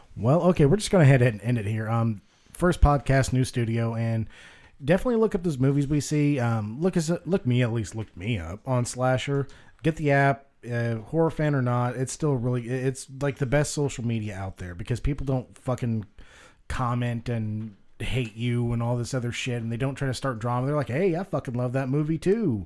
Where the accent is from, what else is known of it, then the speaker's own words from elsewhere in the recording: the South, United States; I was raised in the South